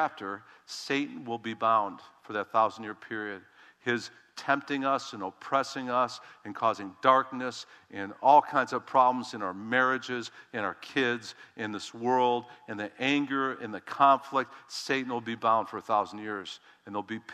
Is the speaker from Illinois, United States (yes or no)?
yes; Chicago, Illinois, United States; I'm from Chicago